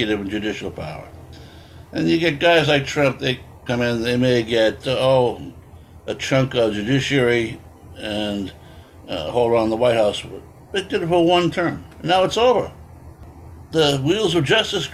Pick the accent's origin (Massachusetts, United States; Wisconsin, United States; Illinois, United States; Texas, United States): Massachusetts, United States; Boston; I grew up in Boston.